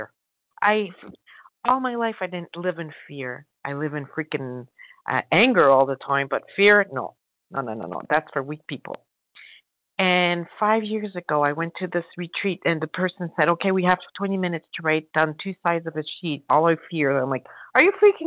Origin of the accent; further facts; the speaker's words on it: France; I'm French